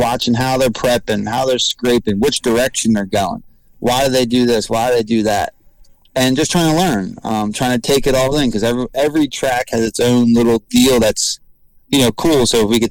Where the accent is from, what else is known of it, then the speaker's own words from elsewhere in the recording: Maple Grove, Pennsylvania, United States; And it's my hometown.